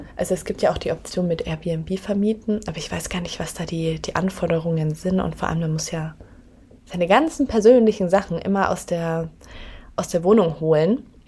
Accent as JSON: {"language": "German", "area": "near Augsburg", "region": "Bavaria", "country": "Germany", "moved": "as an adult", "lives_now": "Berlin, Germany", "said": "ich komme ja ursprünglich aus Bayern, aus der Nähe von Augsburg und bin dann knapp vor zwei Jahren nach Berlin gezogen."}